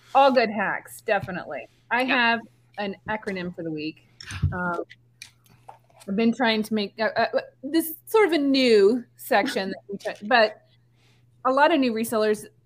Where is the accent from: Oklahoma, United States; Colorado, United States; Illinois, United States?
Illinois, United States; the little town that I grew up in in Illinois, way back in the sticks